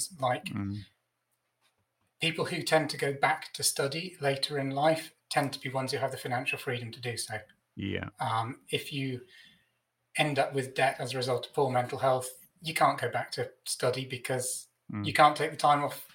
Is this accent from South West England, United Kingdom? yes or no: yes; Stroud, South West England, United Kingdom; I grew up in Stroud in the Cotswolds